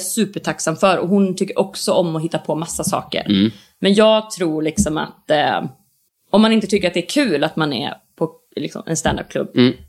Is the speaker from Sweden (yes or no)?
yes; Borås, Västra Götaland, Sweden; moved away as an adult; now in Stockholm, Sweden; jag har en jättebra relation till min hemstad. Jag tycker om Borås väldigt mycket